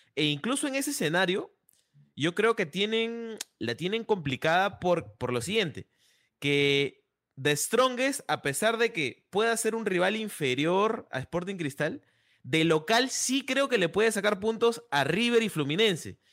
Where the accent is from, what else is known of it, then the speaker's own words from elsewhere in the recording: Peru; como peruano